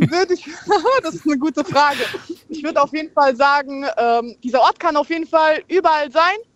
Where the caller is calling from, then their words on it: Bad Dürkheim, Rhineland-Palatinate, Germany; Ich komme aus Dürkheim.